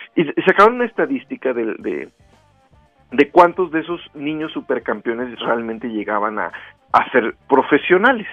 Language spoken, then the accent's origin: Spanish; Rioverde, San Luis Potosí, Mexico; now in Guadalajara, Mexico; yo crecí en Río Verde